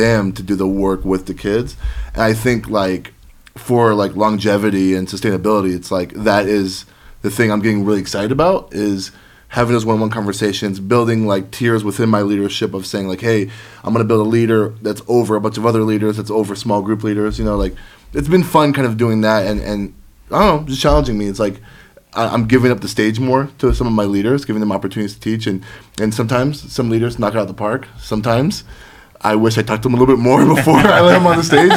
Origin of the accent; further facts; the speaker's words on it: Florida, United States; I grew up in Florida